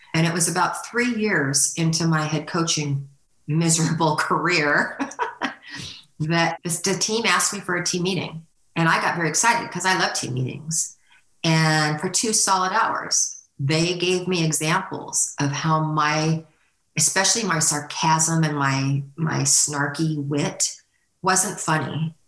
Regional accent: California, United States; moved away as an adult; now in Northwest Arkansas, United States; I grew up in California

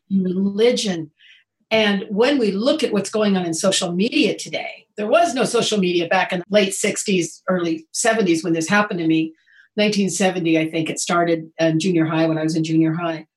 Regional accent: Indiana, United States; moved away as an adult; also born or lived in Oregon; I grew up in Indiana

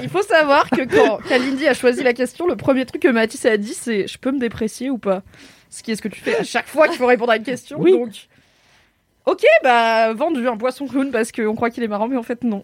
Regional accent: Drôme, Auvergne-Rhône-Alpes, France; château de Grignan, c'est donc dans la Drôme là où j'ai grandi

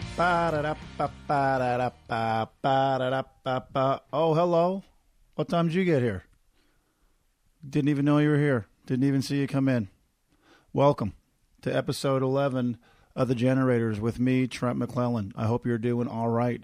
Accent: Corner Brook, Newfoundland and Labrador, Canada; moved away; back to my hometown of Cornerbrook, one of the prettiest places on the planet

